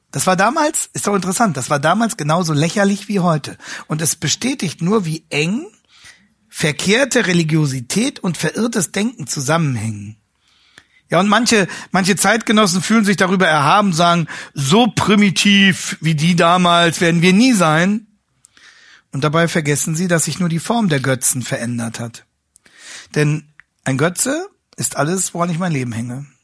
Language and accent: German; Hanover, Lower Saxony, Germany; Ähm, ich komme ja aus Hannover, wie Sie wissen.